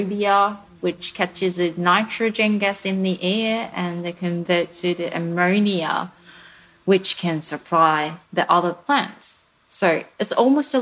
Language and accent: English; Hyogo, Japan; now in Melbourne, Australia; I grew up in the countryside in Hyogo Prefecture in Japan, surrounded by mountains and rivers and the rice field